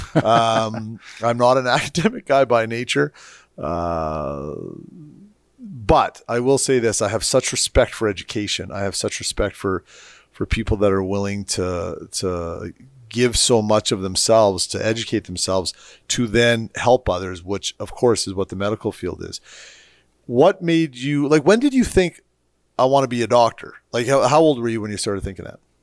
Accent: Edmonton, Alberta, Canada; I grew up in Edmonton, Alberta, Canada.

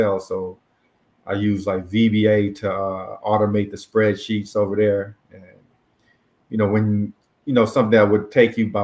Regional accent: Texas, United States; also born or lived in South Korea / Louisiana; I was born in South Korea, then moved to Louisiana, then moved to Texas around eight when I was eight, and I've been here like ever since. So, yeah, pretty much a Texan.

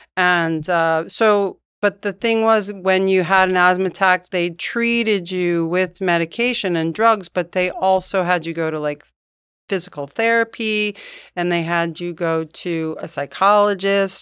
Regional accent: Poughkeepsie, New York, United States; moved away as an adult; also born or lived in Hartford, Connecticut / Virgin Islands; now in Dunedin, United States; I grew up in Poughkeepsie, New York.

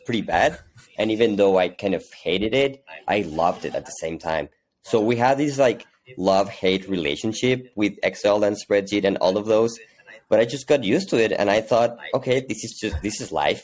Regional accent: Hermosillo, Sonora, Mexico; now in Mexico City, Mexico; I'm originally from Mexico. I was actually born in the north of Mexico in a small town called Hermosillo, Sonora, pretty close to the U.S. But I've been living in Mexico City for the past 20 years or so.

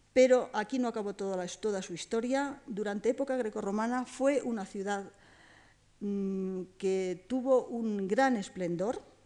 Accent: Spain; somos los españoles

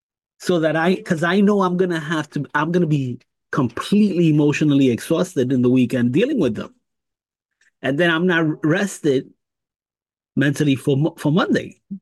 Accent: New York, United States; growing up in New York

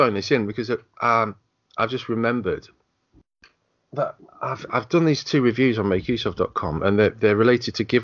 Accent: United Kingdom; I'm British

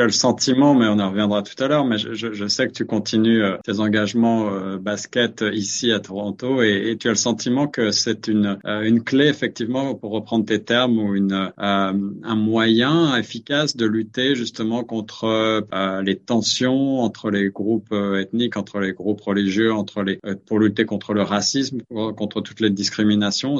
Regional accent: France; moved away; chez nous en France

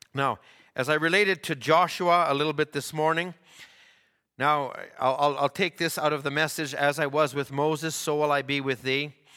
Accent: Canada

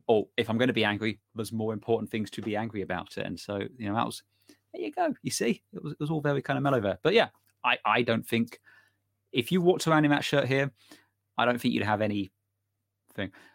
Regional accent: United Kingdom; we're British

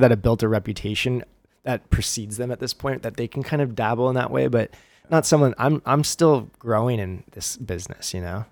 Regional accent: Huntington Beach, California, United States; I grew up in Huntington.

